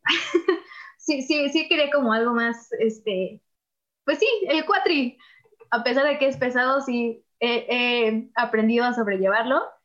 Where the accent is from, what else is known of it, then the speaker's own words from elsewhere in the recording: Texcoco, State of Mexico, Mexico; Yo no vivo en la Ciudad de México, o sea, yo soy de Texcoco